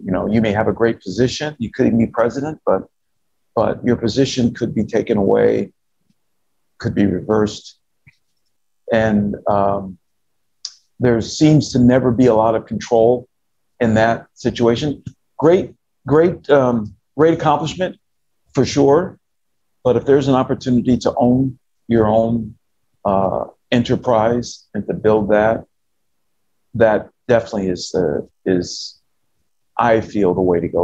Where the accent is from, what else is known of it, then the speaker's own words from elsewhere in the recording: United States; as an American citizen